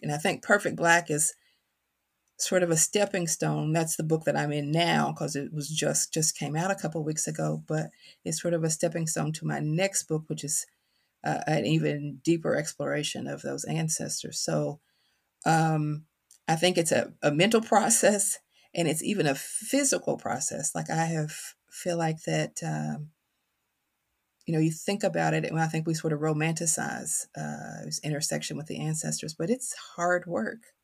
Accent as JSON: {"language": "English", "region": "Kentucky", "country": "United States", "tie": "born or raised there", "accent": "country", "said": "Always been from Kentucky, carry that on my tongue"}